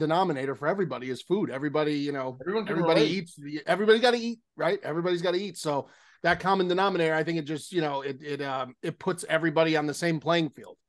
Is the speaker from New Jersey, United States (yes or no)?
yes; Newark, New Jersey, United States; moved away; I'm from Newark originally